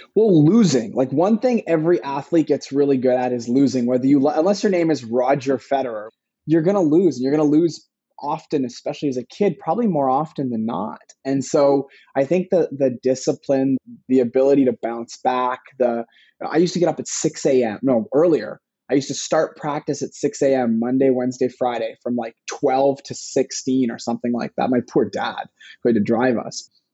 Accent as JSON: {"language": "English", "town": "Vancouver", "region": "British Columbia", "country": "Canada", "tie": "born or raised there", "said": "I was born in Vancouver, British Columbia, in Canada."}